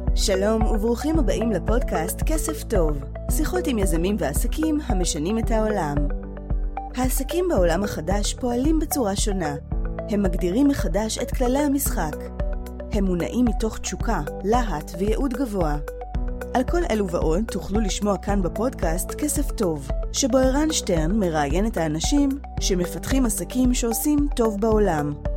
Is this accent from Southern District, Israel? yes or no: yes; Rahat, Southern District, Israel; נולדתי וגדלתי ברהט